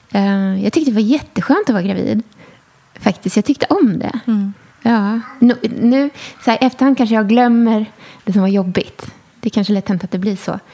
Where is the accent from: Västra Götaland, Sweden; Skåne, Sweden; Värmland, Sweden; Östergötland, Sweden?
Skåne, Sweden; also born or lived in Enskede, Stockholm; now in Stockholm, Sweden; Österlen där jag är uppvuxen